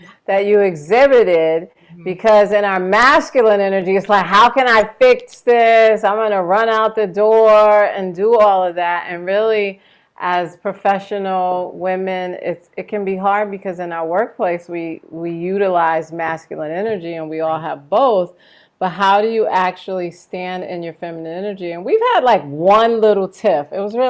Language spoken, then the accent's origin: English; New York City, New York, United States; I grew up in New York. I grew up in the Bronx.